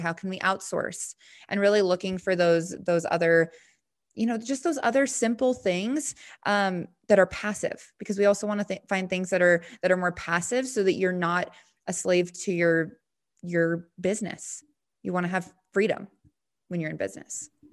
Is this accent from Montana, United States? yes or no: yes; Montana, United States; now in Denver, United States; I live in Denver now, but, um, yeah, I'm from Montana